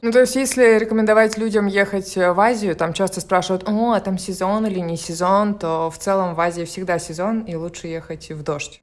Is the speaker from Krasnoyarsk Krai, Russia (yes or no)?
no; Murmansk, Murmansk Oblast, Russia; moved away; я уехала из Мурманска